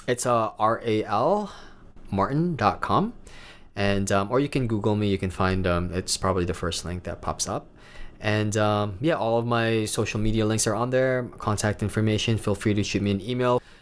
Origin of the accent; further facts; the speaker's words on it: Davao City, Davao Region, Philippines; also born or lived in Manila, Philippines; now in New York City, United States; where I'm from, I'm from Davao City, and I absolutely love it